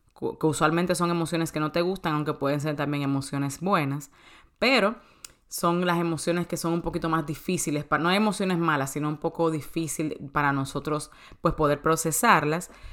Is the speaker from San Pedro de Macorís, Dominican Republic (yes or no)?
no; Santo Domingo, Distrito Nacional, Dominican Republic; moved away as an adult; also born or lived in New York; now in United States; de Santo Domingo, de República Dominicana, que es mi país natal. Yo vine aquí a los 18 años.